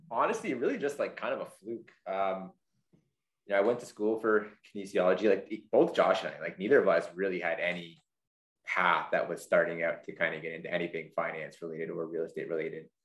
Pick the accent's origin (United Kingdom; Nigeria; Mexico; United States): United Kingdom; London; Grew up in London, man. Grew up in London. Shit. Yeah, East End there.